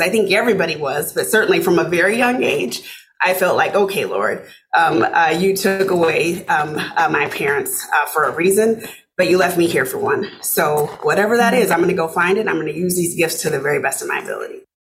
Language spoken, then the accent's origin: English; Arkansas City, Kansas, United States; moved away as an adult; also born or lived in Omaha, Nebraska; now in Minnesota, United States; I grew up in a small town uh, south of Wichita, Kansas, called Arkansas City, Kansas